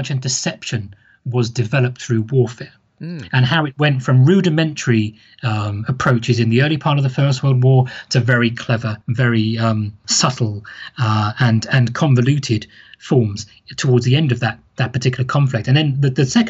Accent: United Kingdom; I'm British

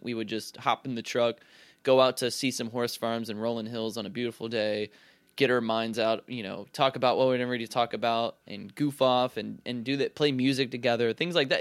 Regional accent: Charlotte, North Carolina, United States; moved away as an adult; it's my hometown, so, like, I know it very well, and I have, I don't get, you know, I haven't, I haven't lived there since twenty fourteen

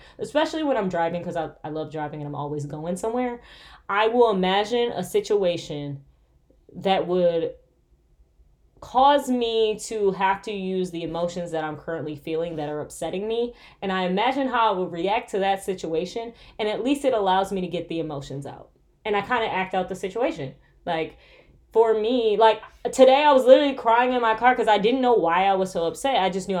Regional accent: Michigan, United States; Guys, I'm from Michigan, okay? Us Michiganders, when we say cold, it be negative.

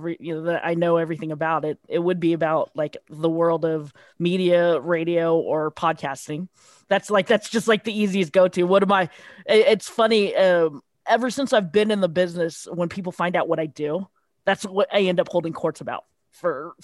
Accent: San Francisco, California, United States; growing up in California, growing up in San Francisco

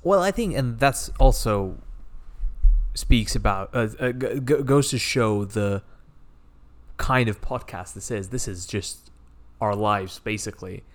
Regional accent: India; moved away; I grew up in India where cricket is a big sport

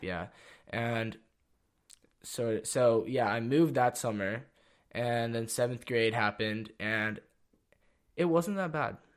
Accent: Santa Cruz, California, United States; also born or lived in San Jose / Los Gatos; I grew up in Santa Cruz

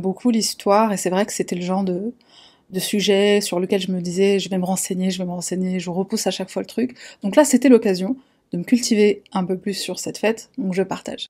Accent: France; en tant que Français, en tant qu'Européens

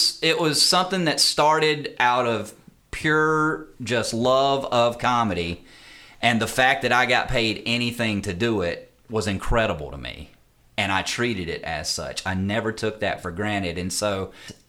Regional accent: Germantown, North Carolina, United States; also born or lived in Winston-Salem, North Carolina; Raised in a small town about 10 minutes north of there called Germantown

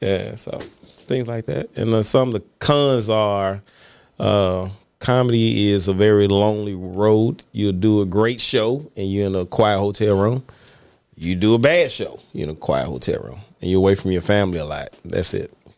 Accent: Mississippi, United States; growing up in Mississippi

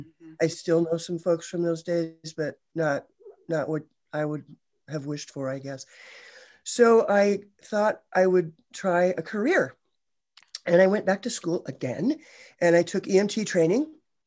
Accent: Ohio, United States; So close, Ohio.

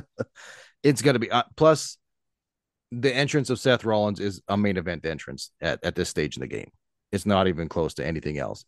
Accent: Canada; as a Canadian

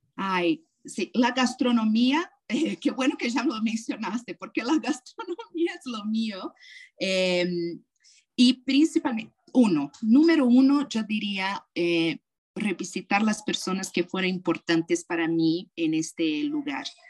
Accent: Brazil; moved away; also born or lived in United States / California; ser brasileira, pero también soy americana

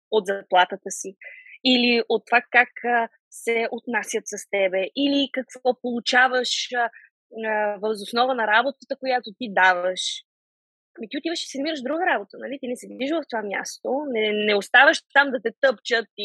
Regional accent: Sofia, Sofia City, Bulgaria; now in England, United Kingdom; България винаги си е моят а, роден, а, родна държава, София си е моят роден град. А, аз винаги ще съм си вкъщи, когато си дойда тук, независимо, че живея в Англия, независимо, че състезавам за Турция.

